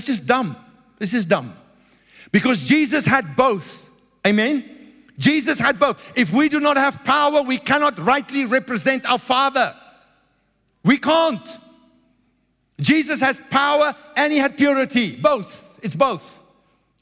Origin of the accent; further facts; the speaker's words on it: South Africa; I grew up in South Africa. It's very religious people. I'm an Afrikaner